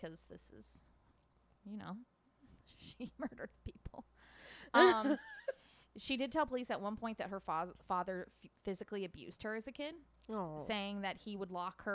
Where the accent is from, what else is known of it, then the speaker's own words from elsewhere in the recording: Schenectady, New York, United States; my hometown of Schenectady.